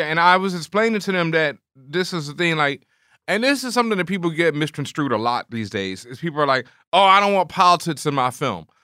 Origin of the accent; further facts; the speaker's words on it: Houston, Texas, United States; I grew up in Houston, Texas